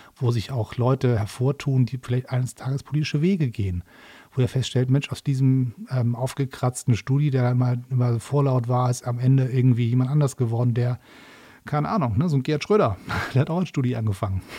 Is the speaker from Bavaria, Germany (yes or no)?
no; Hamburg, Germany; in Hamburg, also meiner Heimatstadt